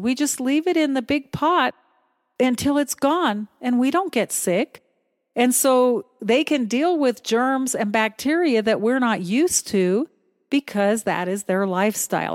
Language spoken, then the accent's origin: English; United States; moved away as an adult; also born or lived in Philippines; as an American